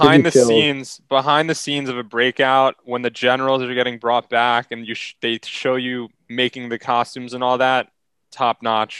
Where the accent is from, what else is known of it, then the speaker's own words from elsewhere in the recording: Pennsylvania, United States; I grew up in Pennsylvania. I was the only kid in my division from Pennsylvania.